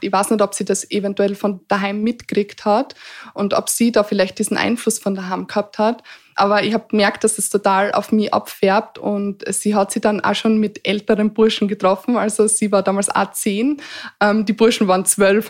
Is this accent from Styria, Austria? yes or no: yes; Eastern Styria, Austria; ich bin sehr behütet aufgewachsen in der Oststeiermark auf dem Land